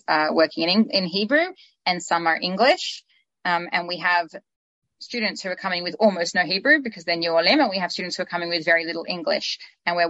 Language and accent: English; Melbourne, Victoria, Australia; now in Israel; I'm from Melbourne originally, and now Israel